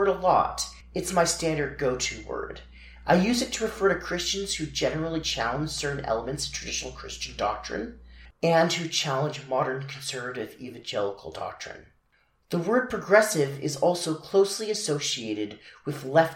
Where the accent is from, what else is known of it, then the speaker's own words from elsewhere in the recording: Utah, United States; I'm from Utah